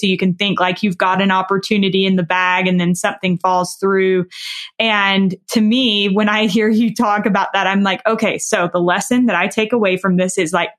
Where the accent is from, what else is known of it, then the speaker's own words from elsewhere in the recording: the South, United States; And I am from the South. I do speak slower and I probably don't speak perfectly.